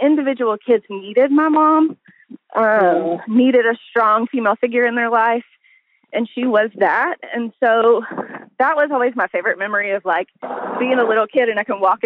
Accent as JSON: {"language": "English", "town": "El Dorado", "region": "Arkansas", "country": "United States", "tie": "born or raised there", "moved": "as an adult", "lives_now": "Northwest Arkansas, United States", "said": "I grew up in El Dorado"}